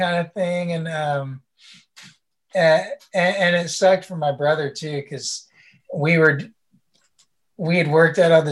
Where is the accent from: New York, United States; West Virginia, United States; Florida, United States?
West Virginia, United States; We grew up in West Virginia, which is like the middle of nowhere